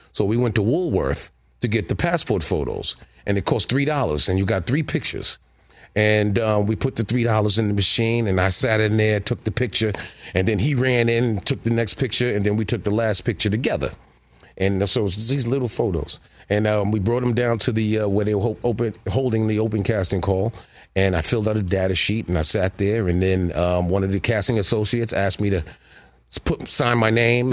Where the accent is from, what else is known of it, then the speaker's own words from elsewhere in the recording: New York City, New York, United States; being a New Yorker, so I was always at the Rucker